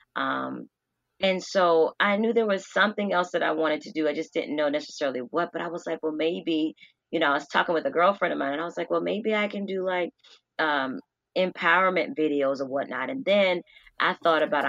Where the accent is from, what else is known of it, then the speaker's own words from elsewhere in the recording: Norfolk, Virginia, United States; I am from Norfolk, Virginia. I'm raised with both my parents